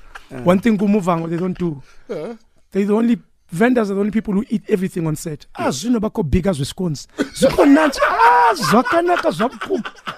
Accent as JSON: {"language": "English", "country": "South Africa", "said": "I don't know where my accent is from, but I'm South African"}